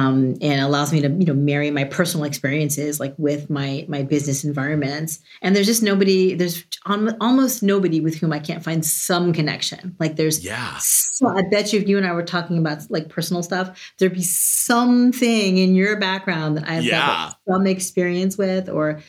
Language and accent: English; New York, United States; I'm from New York, but I've lived in 12 cities on 3 continents.